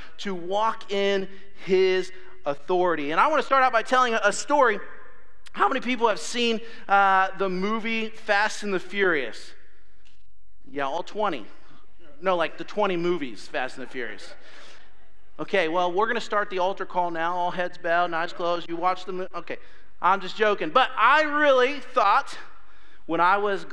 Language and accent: English; Ohio, United States; moved away; I'm from Ohio